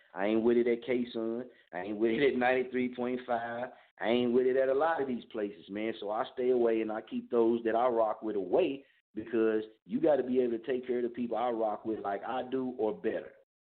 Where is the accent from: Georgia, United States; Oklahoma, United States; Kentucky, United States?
Oklahoma, United States; Muskogee; born or raised there; now in Wichita, United States